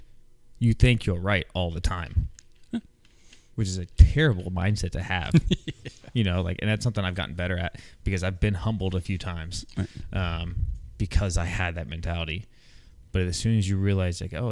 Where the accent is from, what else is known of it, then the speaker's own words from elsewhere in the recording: Midwest, United States; I'm from the Midwest too